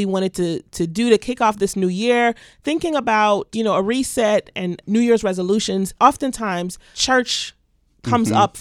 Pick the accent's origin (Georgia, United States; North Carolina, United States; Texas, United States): Georgia, United States; Atlanta; also born or lived in Guyana; now in Knoxville, United States; I'm originally from Guyana in South America, but I grew up in Atlanta